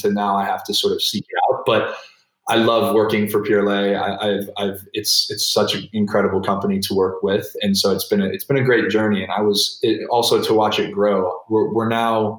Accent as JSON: {"language": "English", "country": "United States", "said": "As an American"}